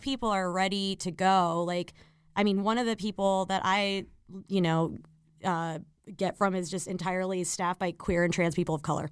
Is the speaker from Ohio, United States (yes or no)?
no; Miami, Florida, United States; also born or lived in Chicago; now in New York, United States; I was born in Miami, Florida, and I was raised by, like, retired, like, New York Jewish people